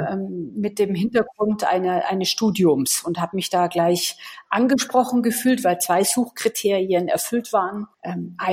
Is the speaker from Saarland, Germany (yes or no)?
no; Munich, Bavaria, Germany; ich komme aus München